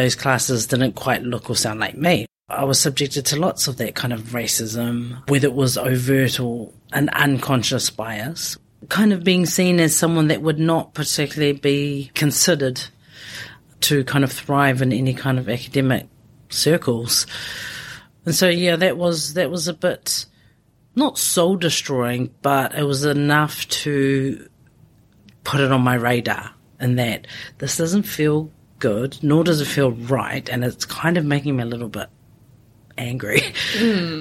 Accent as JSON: {"language": "English", "region": "Auckland", "country": "New Zealand", "tie": "born or raised there", "also_born_or_lived": "Tokoroa, New Zealand / Samoa (ancestry)", "said": "I've spent most of my life in West Auckland"}